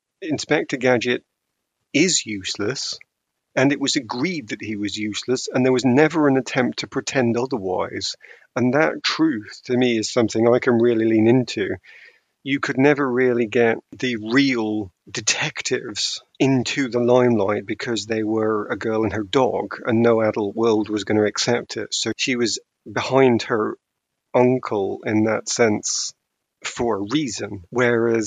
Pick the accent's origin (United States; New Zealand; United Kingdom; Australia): United Kingdom; As a British person